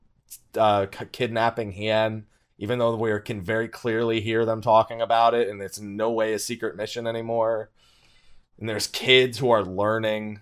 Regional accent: New Jersey, United States; I'm from New Jersey

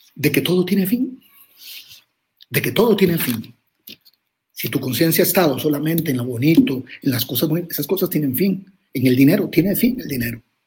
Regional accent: Costa Rica; soy de Costa Rica

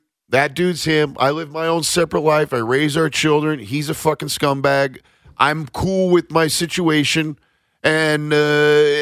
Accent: Nebraska, United States; I grew up in Nebraska.

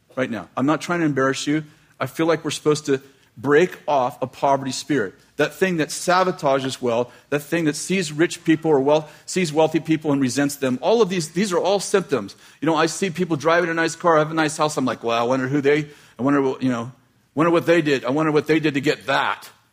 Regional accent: United States; I grew up in American poverty

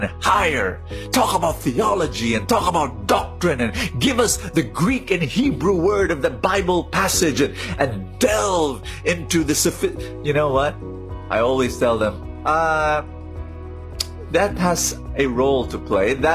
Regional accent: Philippines; I'm a Filipino

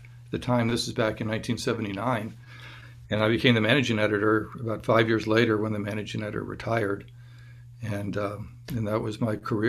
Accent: Tallahassee, Florida, United States; growing up in Tallahassee

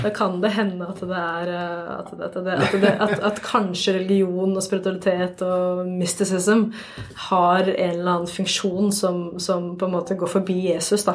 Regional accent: Oslo, Norway; jeg er jo fra Oslo, jeg bor i Oslo, jeg jobber i Oslo.

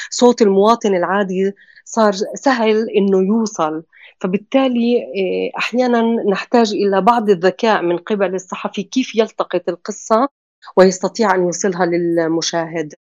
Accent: Palestine; أنا كفلسطينية غير قادرة على الوصول

